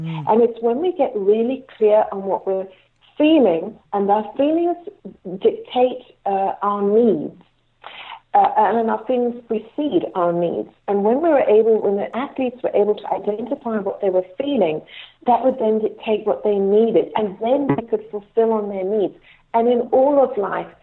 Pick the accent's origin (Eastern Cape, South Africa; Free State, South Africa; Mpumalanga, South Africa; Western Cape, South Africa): Western Cape, South Africa; Cape Town; I was born in Cape Town